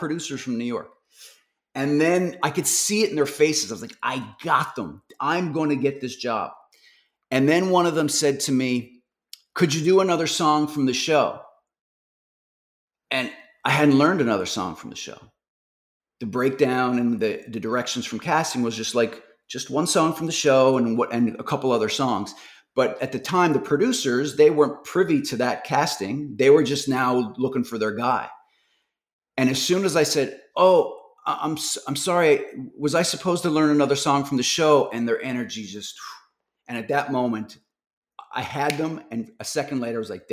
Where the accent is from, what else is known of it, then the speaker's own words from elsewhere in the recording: Newfoundland and Labrador, Canada; I'm from Newfoundland.